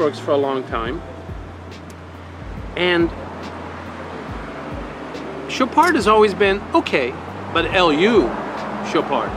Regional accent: Rome, Lazio, Italy; moved away; I'm from Rome. I was born in Rome.

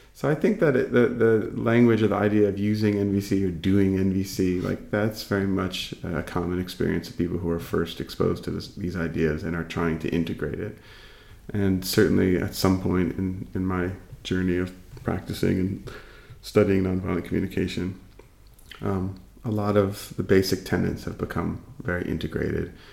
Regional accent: East Coast of the United States, United States; now in California, United States; I grew up on the East Coast, and I, currently live on the West Coast in California

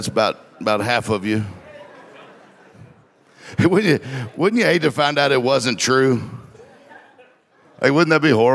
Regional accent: Mississippi, United States; I'm from Mississippi. We didn't get time out in Mississippi

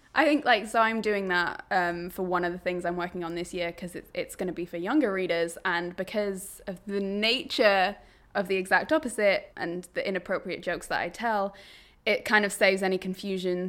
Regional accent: Berwick-upon-Tweed, North East England, United Kingdom; moved away as an adult; also born or lived in Newcastle; I grew up in Berwick upon Tweed, which is pretty much as northern as you can get while still being in England

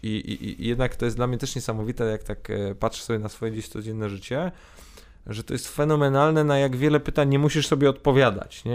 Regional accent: Poland; urodziliśmy się w Polsce, e, wychowaliśmy się w Polsce

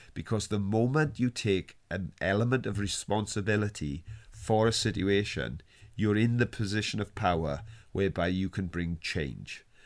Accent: Wales, United Kingdom; I was on strike as a Welsh miner

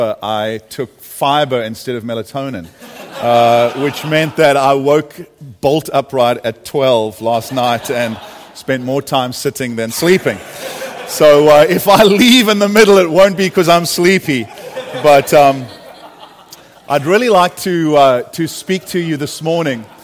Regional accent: United States; also born or lived in California; I come from America. Last 10 years there, California, the land of the mega church

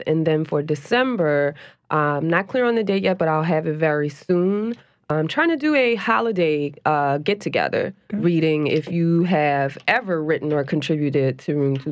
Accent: New Orleans, Louisiana, United States; I grew up in New Orleans, and altars and shrines are a real big part of the culture here.

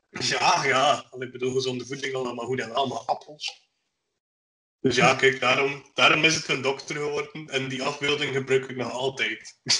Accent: Flanders, Belgium; Ja, als West-Vlaming heb je botten nodig.

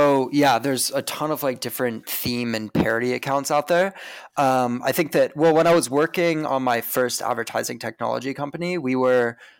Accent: Seattle, Washington, United States; also born or lived in Spokane; I grew up in Washington State, lived in Seattle growing up, and then moved to Spokane, Washington for high school.

